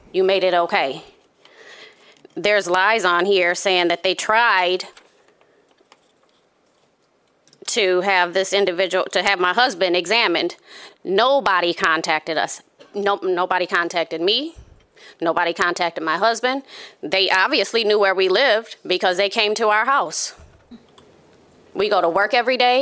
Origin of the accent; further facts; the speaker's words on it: Grand Rapids, Michigan, United States; Born and raised in Grand Rapids